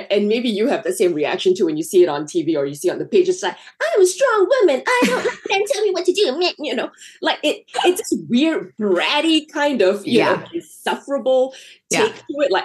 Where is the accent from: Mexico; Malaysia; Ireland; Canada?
Malaysia; moved away as an adult; now in Los Angeles, United States; I grew up in Malaysia. And I didn't come to this country until I was 19.